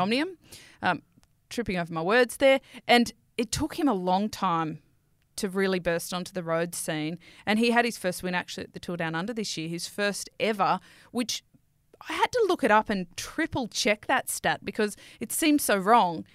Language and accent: English; Sydney, New South Wales, Australia; I'm from Western Sydney